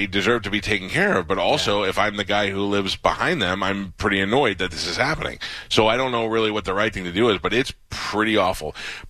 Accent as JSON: {"language": "English", "region": "New York", "country": "United States", "tie": "born or raised there", "also_born_or_lived": "Miami", "moved": "yes", "lives_now": "Florida, United States", "said": "I grew up in New York. I lived in Miami in the bad times in the 90s."}